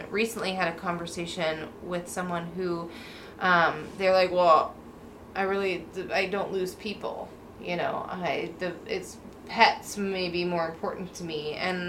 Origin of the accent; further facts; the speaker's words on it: Pacific Northwest, United States; Because I've been born and raised in the Pacific Northwest